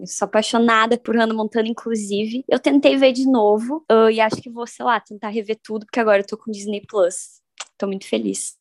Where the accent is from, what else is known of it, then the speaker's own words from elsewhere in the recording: Uruguaiana, Rio Grande do Sul, Brazil; Eu sou de Uruguaiana, então lá eu morava num condomínio